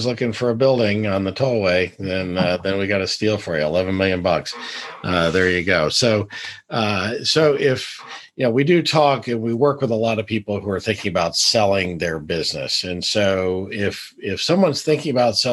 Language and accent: English; North Carolina, United States; I grew up in North Carolina